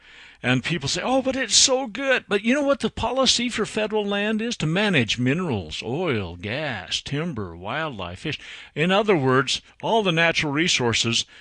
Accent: Utah, United States; It's my home state

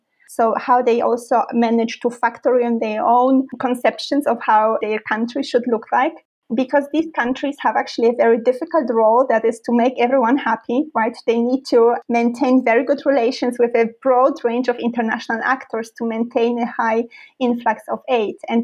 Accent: Poland; moved away as an adult; also born or lived in Milan, Italy / St Andrews, Scotland / Paris, France / Giessen, Germany; now in Duisburg, Germany; I grew up in Poland and then moved to Italy for my bachelor studies at the University of Milan.

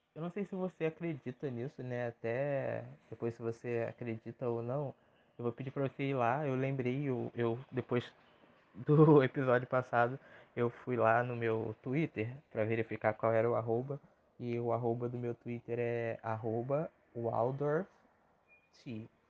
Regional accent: Rio de Janeiro, Brazil; sou nascido e criado no Rio de Janeiro

